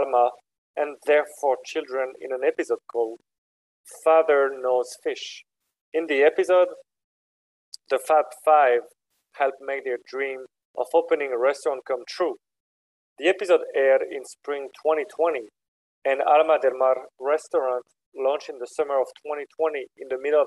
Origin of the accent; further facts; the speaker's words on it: France; now in Philadelphia, United States; I'm from France